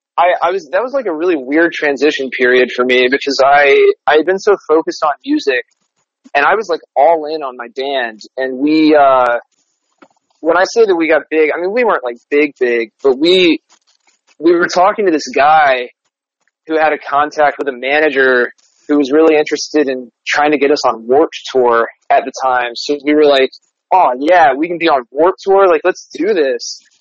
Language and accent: English; Winston-Salem, North Carolina, United States; moved away as an adult; now in New York, United States; the community that I grew up in, Winston Salem, was really great.